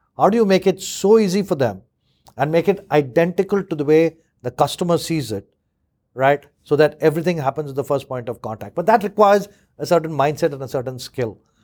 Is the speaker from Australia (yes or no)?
no; India; now in United Kingdom; I grew up in India